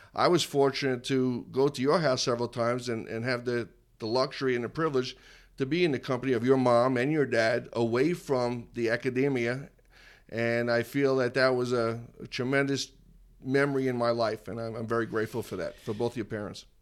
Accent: Massapequa, New York, United States; moved away; I was from Massapequa, so we're a couple of towns away

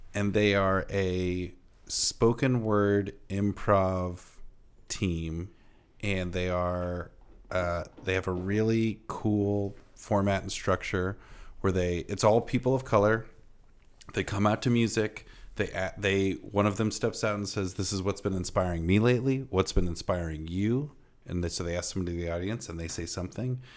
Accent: Iowa, United States; I'm from Iowa and Midwestern

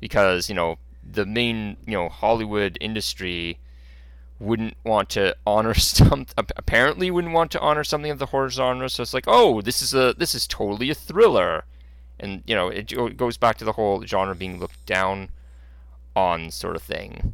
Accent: Canada; I'm a Canadian guy

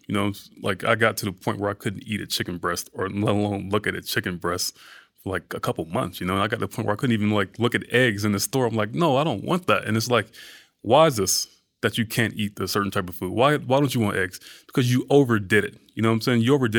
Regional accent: the South, United States; and I'm from the South, so it's like food, that's a big part of Southern culture, you know?

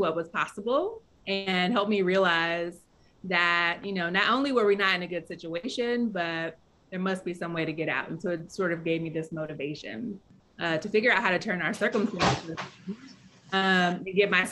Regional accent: St. Louis, Missouri, United States; moved away as an adult; also born or lived in New Orleans; when I was growing up in St. Louis, the north side of the city is where folks who don't have resources live, and that's where I grew up

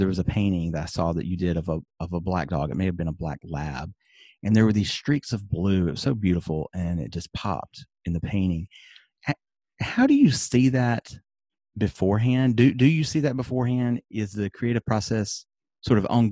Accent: the South, United States; I'm from the South in the United States.

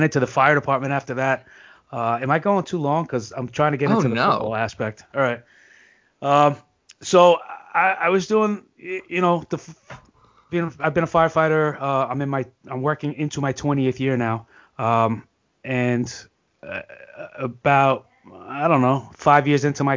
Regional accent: New York, United States; I'm a New Yorker.

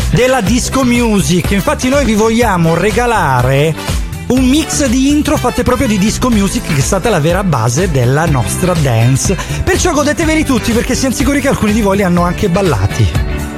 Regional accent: Catanzaro, Calabria, Italy; io sono di Catanzaro

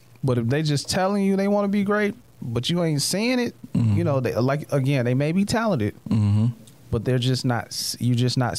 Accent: the South, United States; I'm from the South, so I say caramel.

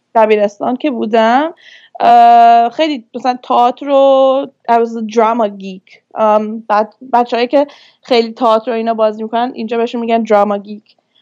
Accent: Vancouver, British Columbia, Canada; born or raised there; moved away as an adult; also born or lived in Turkey; now in Toronto, Canada

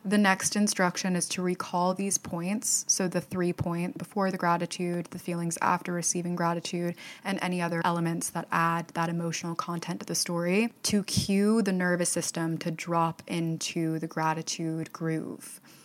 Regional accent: Fort Myers, Florida, United States; my hometown of Fort Myers, Florida

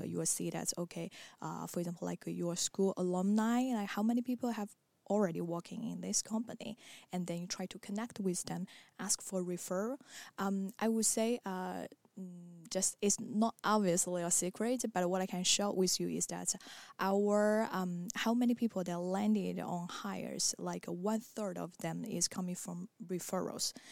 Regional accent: China; moved away as an adult; also born or lived in Marseille, France; now in Paris, France; I come from China

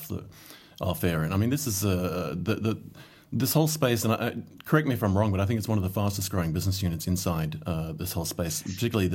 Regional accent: Solomon Islands; moved away; I grew up in the Solomon Islands

